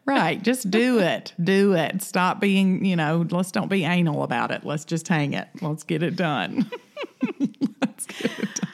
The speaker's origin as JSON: {"language": "English", "region": "the South", "country": "United States", "said": "I'm from the South"}